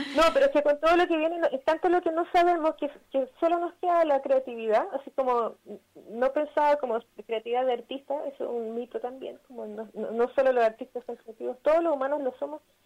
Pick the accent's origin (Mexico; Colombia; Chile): Chile; moved away as an adult; now in Barcelona, Spain; nosotros somos chilenas en Barcelona y estamos como migras acá